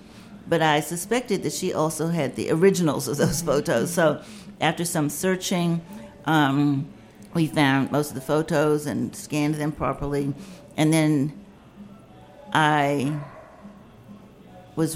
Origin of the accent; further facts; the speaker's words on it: Washington, District of Columbia, United States; I grew up in the Petworth neighborhood on Randolph Street